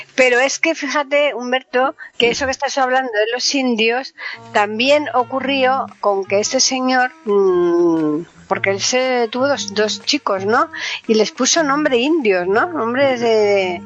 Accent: Seville, Andalusia, Spain; now in Madrid, Spain; En mi tierra hay 40 grados, en Sevilla hay 40 grados

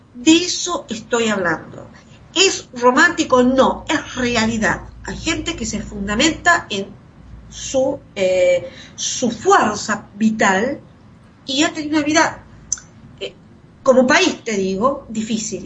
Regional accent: Argentina; Pasamos por eso los argentinos

